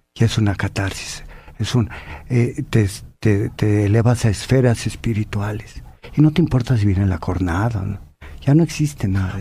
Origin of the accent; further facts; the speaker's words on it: Apizaco, Tlaxcala, Mexico; barrio San Miguel, barrio de Apizaco, Tlaxcala, donde soy oriundo, y allí yo vi de chaval a la a toreros